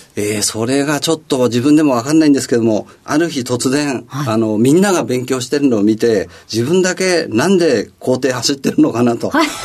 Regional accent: Setagaya, Tokyo, Japan; 東京都のあの世田谷区で、えー、生まれました

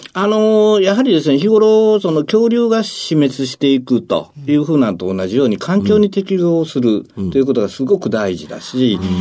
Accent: Osaka, Japan; 大阪の天王寺です

